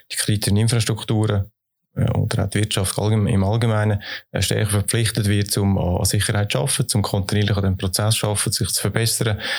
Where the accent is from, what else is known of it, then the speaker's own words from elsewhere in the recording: Switzerland; Ich bin ein optimistischer Mensch und ich äh, glaube daran, dass wir das als Schweizer werden schaffen